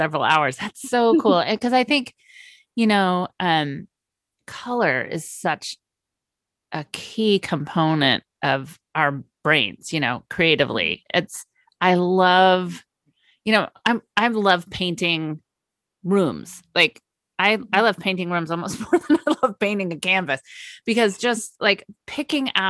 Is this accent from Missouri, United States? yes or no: no; Napa Valley, California, United States; I grew up in the Napa Valley